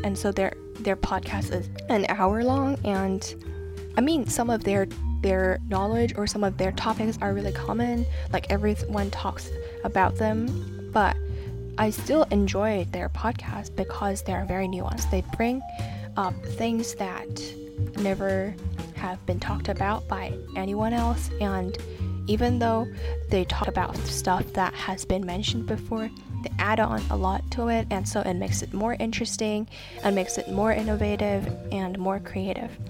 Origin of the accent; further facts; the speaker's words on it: Hong Kong; I'm from Hong Kong and um, I'm studying law